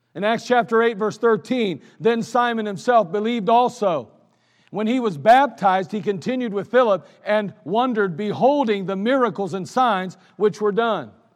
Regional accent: United States; I'm an American.

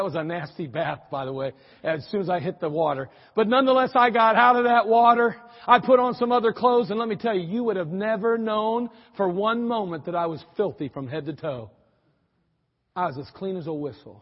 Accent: United States; also born or lived in Germany; There I was as an American

